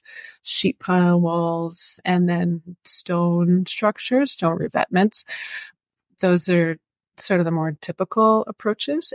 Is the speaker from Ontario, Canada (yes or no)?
yes; Oshawa, Ontario, Canada; moved away as an adult; also born or lived in Toronto / Washago; now in Barrie, Canada; So I grew up in Oshawa, but I now live in Barrie and I've been in central Ontario for almost 20 years